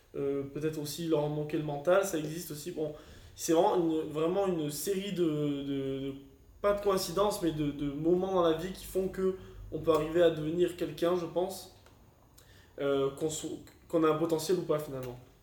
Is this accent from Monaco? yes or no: yes; Monaco; je suis monégasque